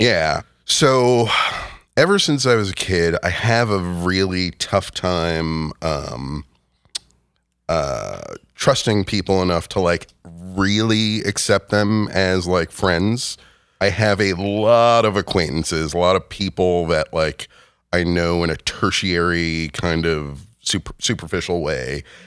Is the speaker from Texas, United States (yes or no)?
no; Rockland County, New York, United States; moved away as an adult; also born or lived in Westchester, New York / Rhinebeck, New York; I grew up in Rockland County